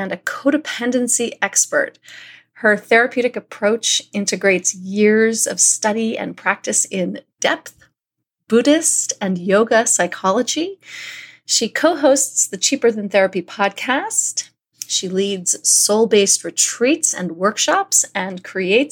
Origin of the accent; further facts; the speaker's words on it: New York City, New York, United States; I am a New Yorker.